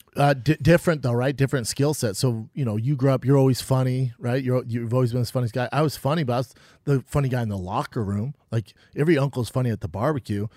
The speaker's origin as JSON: {"language": "English", "town": "Aurora", "region": "Colorado", "country": "United States", "tie": "born or raised there", "also_born_or_lived": "Denver", "moved": "as an adult", "lives_now": "Los Angeles, United States", "said": "I'm from Aurora. It's a di, a little different part, you know, but it's, it's nice. It's a tougher area now"}